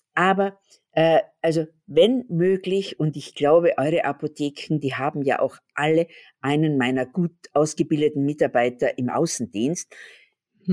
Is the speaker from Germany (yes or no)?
no; Graz, Styria, Austria; da, wo ich herkomme, in Graz, da ist es wunderschön zum Wandern